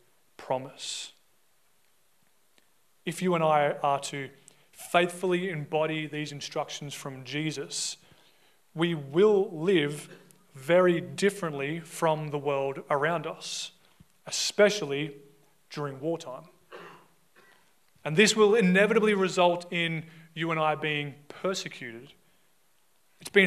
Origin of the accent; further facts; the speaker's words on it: Australia; we as an Australian society